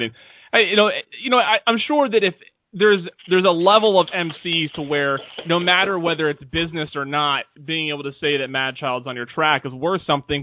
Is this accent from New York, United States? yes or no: no; Seattle, Washington, United States; now in Washington, D.C., United States; I'm also from Seattle